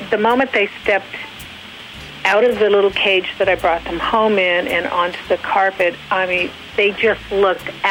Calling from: Long Beach, California, United States; Uh, Long Beach, California.

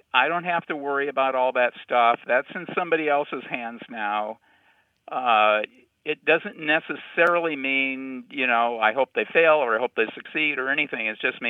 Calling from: Lexington, Kentucky, United States; from Lexington, Kentucky.

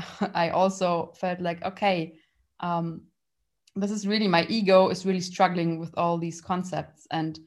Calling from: Munich, Bavaria, Germany; I'm calling in from Munich, from Germany

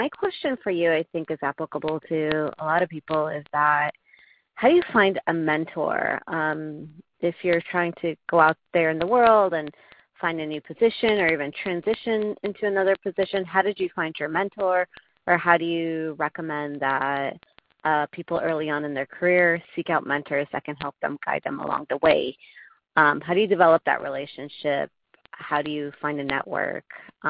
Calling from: Southern California, United States; I'm calling from Southern California, and I'm actually a research scientist.

